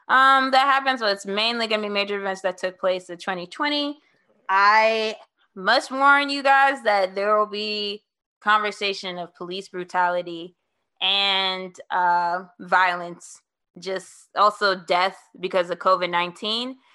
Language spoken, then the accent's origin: English; New Orleans, Louisiana, United States; also born or lived in New York City / Oklahoma; I am from New Orleans. I moved there around time of middle school.